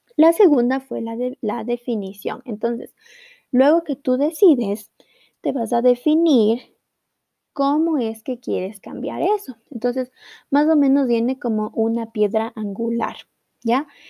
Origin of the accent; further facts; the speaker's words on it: Ecuador; en mi país de Ecuador